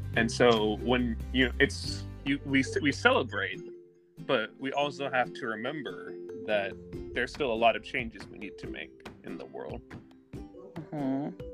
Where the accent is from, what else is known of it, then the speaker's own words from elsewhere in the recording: North Carolina, United States; I'm from North Carolina, but I'm actually currently in Florida.